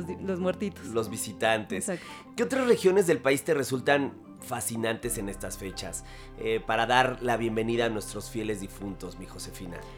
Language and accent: Spanish; Mexico; a través de la comida expresamos nuestros afectos, nuestros cariños, nuestro amor, como mexicanos, ni siquiera la muerte nos impide seguir haciéndolo.